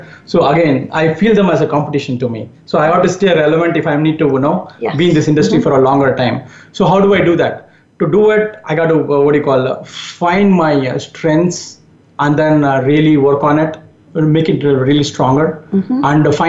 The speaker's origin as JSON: {"language": "English", "country": "India", "tie": "born or raised there", "also_born_or_lived": "Japan", "second_language": "English", "moved": "as an adult", "lives_now": "United States", "said": "Yes, growing up in India"}